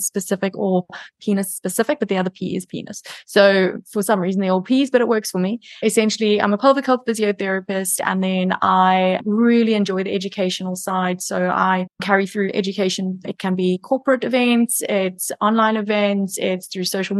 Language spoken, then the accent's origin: English; South Africa; now in Cayman Islands; I am South African living in the Cayman Islands